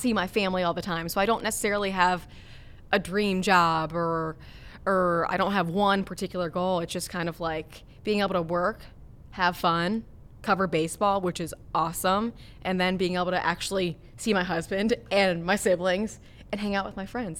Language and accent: English; Cincinnati, Ohio, United States; also born or lived in Minnesota; growing up here in Cincinnati